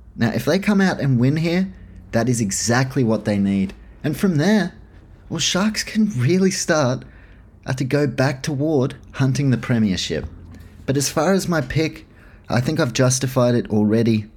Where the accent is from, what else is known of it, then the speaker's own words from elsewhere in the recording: New Zealand; as a Kiwi